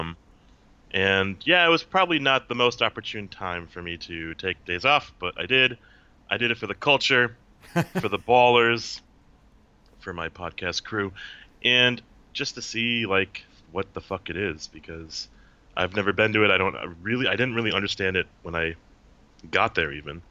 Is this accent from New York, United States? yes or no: no; Minnesota, United States; moved away as an adult; now in Seattle, United States; Born and raised in Minnesota, and I'm in Seattle now